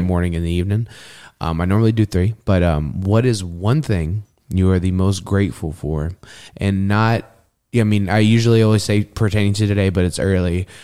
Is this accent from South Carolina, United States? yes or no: no; Texas, United States; now in Spokane, United States; I'm just a Texan.